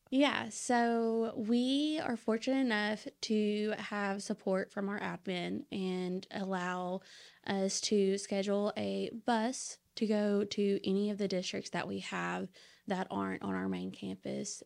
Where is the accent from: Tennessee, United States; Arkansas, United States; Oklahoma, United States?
Arkansas, United States; Saline County; I'm actually from Sling County